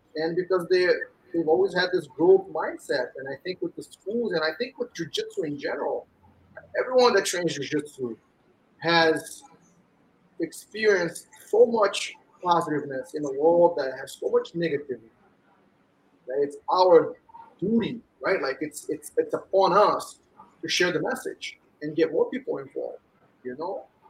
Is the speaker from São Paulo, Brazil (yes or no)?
no; Rio de Janeiro, Brazil; moved away as an adult; also born or lived in New York, United States; now in United States; I grew up in Rio, and I moved back up here when I was 20